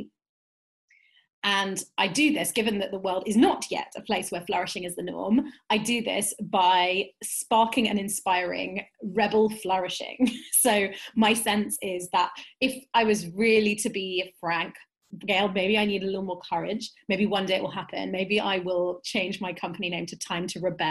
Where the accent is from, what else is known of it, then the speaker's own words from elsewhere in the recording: London, United Kingdom; I am a Jewish, Turkish, British woman, cis woman, living in Northwest London. I was born in Southwest London, which as a Londoner